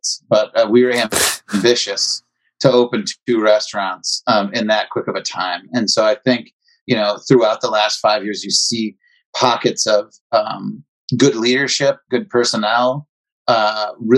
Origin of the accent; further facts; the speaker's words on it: Chicago, Illinois, United States; now in Milwaukee, United States; we grew up in Chicago